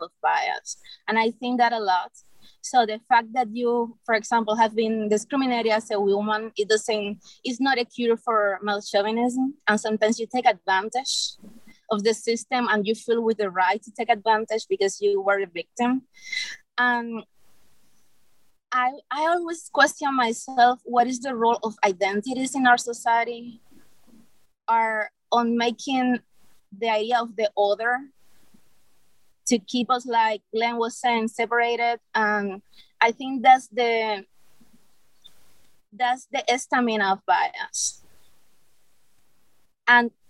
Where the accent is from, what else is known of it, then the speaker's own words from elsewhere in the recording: Cuba; moved away as an adult; I'm from Cuba, and I grew up 31 years in a country where you have like one single like truth